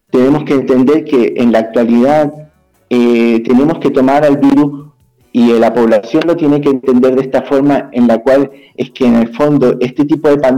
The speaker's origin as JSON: {"language": "Spanish", "country": "Chile", "also_born_or_lived": "Ecuador", "said": "Este, aclarar un poquito, soy chileno, pero estudié en Ecuador."}